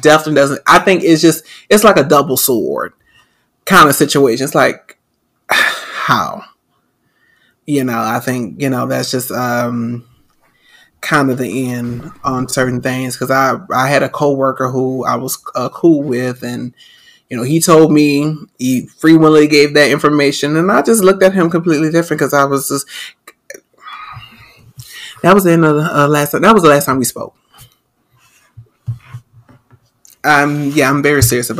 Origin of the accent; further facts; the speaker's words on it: New Orleans, Louisiana, United States; I'm from New Orleans